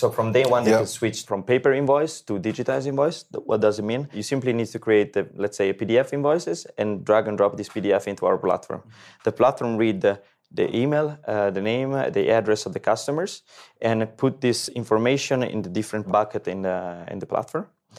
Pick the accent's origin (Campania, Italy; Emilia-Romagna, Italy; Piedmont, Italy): Emilia-Romagna, Italy; Rimini; English is a second language; now in Switzerland; I'm originally from Italy, from Rimini, known as a party town.